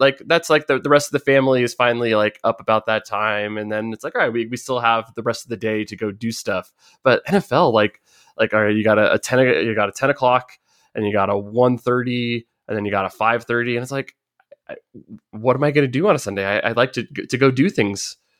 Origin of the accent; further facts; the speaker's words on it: United States; growing up in America